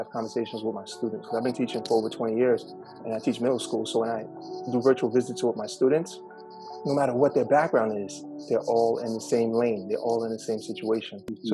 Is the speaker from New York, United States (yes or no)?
yes; New York City, New York, United States; I'm born and raised here in Brooklyn, New York. I was raised in the Red Hook Housing Project